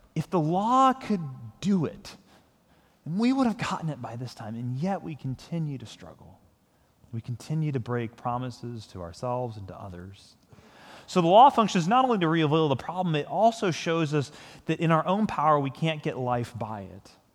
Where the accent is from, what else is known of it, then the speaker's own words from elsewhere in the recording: United States; I'm a Christian who is also an American